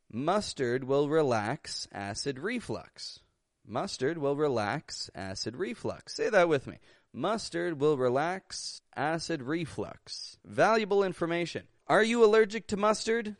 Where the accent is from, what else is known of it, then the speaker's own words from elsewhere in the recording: Toronto, Ontario, Canada; I'm from Toronto, Canada